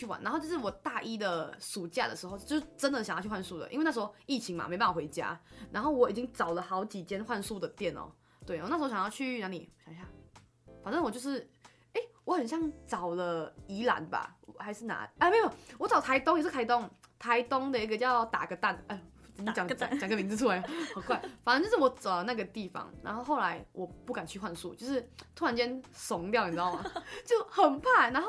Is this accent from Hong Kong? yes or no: no; Malaysia; 没错，你你知道重点是我们还是马来西亚人。